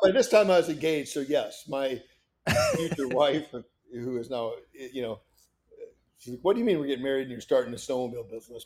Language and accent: English; Kanawha, Iowa, United States; I grew up in northern Iowa